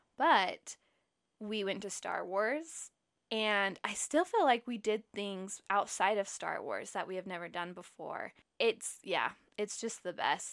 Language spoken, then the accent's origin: English; Utah, United States; I grew up in Utah, and I have lived in Utah basically my whole life